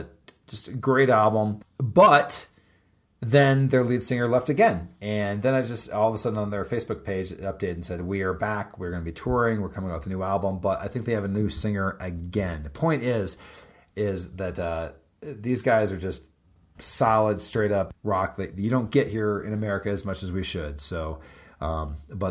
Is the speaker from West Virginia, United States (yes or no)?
no; Florida, United States; I'm from Florida